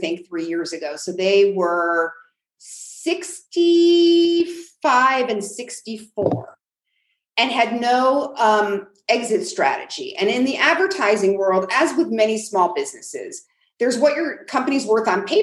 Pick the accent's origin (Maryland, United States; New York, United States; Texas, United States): New York, United States; now in New Mexico, United States; I'm from New York